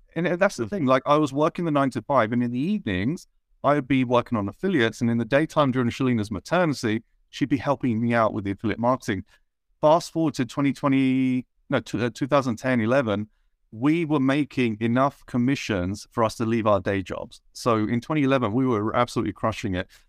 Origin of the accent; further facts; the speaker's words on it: United Kingdom; I was brought up in, uh, a town in the U K where I was probably one of only four brown people in the whole town.